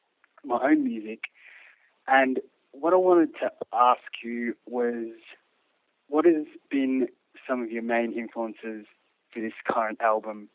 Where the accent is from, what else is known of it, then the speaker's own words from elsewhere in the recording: Melbourne, Victoria, Australia; I am from Melbourne, Australia, currently in LA and actually just about to go home in a couple of days